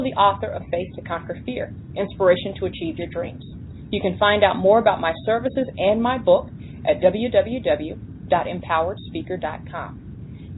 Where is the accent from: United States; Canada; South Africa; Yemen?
United States; the South; I grew up in the South